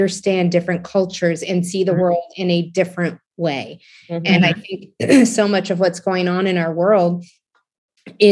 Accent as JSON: {"language": "English", "region": "Ohio", "country": "United States", "said": "I'm 25. I'm from Ohio"}